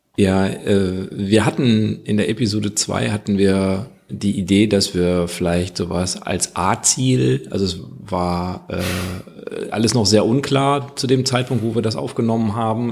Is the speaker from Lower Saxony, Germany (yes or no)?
no; Kreis Viersen, North Rhine-Westphalia, Germany; ich komme ja aus dem Kreis Viersen